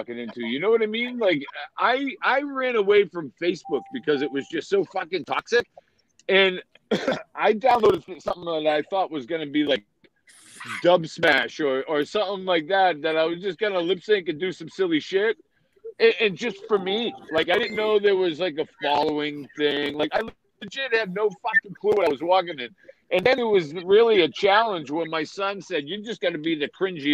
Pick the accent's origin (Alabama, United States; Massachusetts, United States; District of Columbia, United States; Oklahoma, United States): Massachusetts, United States; Quincy; accent: New England; now in Florida, United States; I was born and raised in Quincy, Massachusetts, and live in Florida